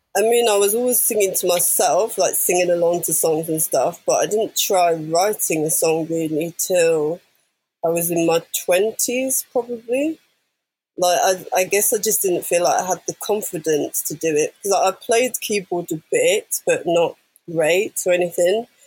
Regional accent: London, United Kingdom; growing up in London.

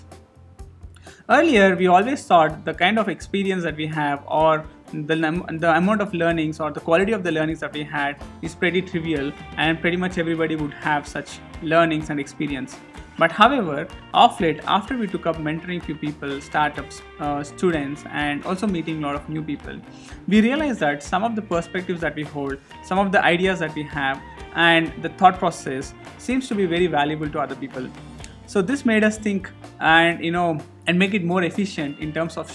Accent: Hyderabad, Telangana, India; also born or lived in Goa / Bangalore; I am from Hyderabad. I've done my schooling pretty much in Hyderabad

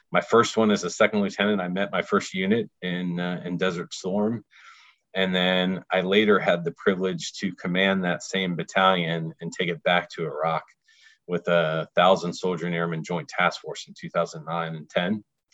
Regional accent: Akron, Ohio, United States; born and raised in Akron, Ohio.

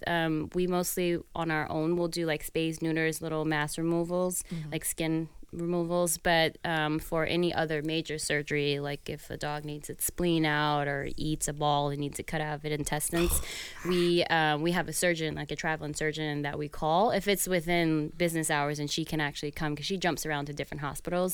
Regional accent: New York City, New York, United States; I grew up in New York City

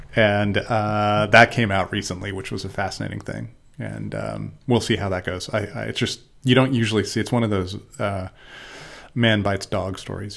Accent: United States; I'm gonna go back to America, 'cause I'm an American

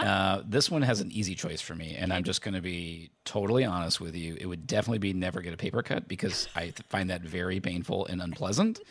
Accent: Indiana, United States; I grew up in Indiana

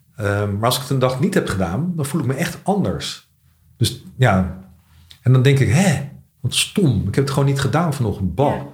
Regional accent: The Hague, South Holland, Netherlands; moved away; also born or lived in Scheveningen; als kind heb ik in Den Haag gewoond

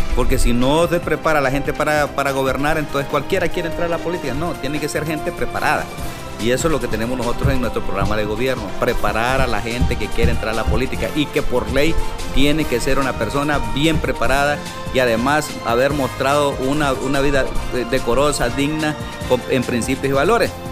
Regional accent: Honduras; nosotros somos tontos los hondureños

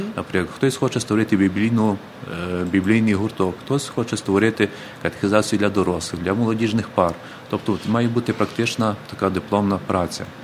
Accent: Krasnosiltsi, Ternopil Oblast, Ukraine; Е, це Тернопільська область, ага. Збаразький район, село Красносільці

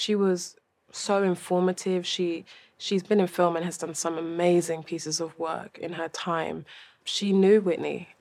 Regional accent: London, United Kingdom; I'm from London. I think it's very, like, I think I have a very London perspective on the world

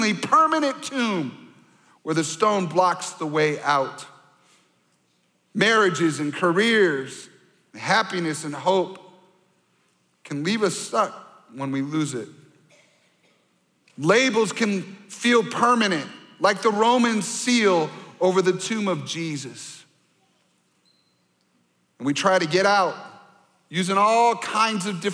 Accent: Michigan, United States; now in Minnesota, United States; I grew up mostly in Michigan, so I'm a Michigan Wolverine fan

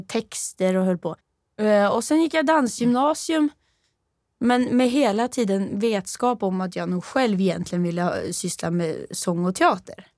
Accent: Rennebu, Trøndelag, Norway; Swedish is a second language; now in Sweden; jag är från eh, lite söder om Trondheim

